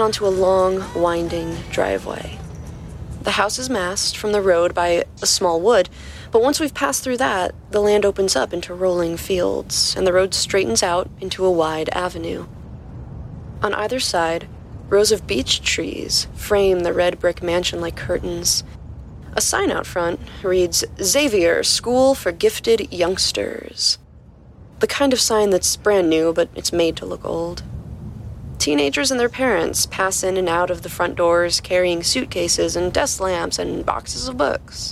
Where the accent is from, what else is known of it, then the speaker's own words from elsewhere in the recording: near Westchester, New York, United States; I grew up near Westchester. I actually learned how to drive on the Taconic Parkway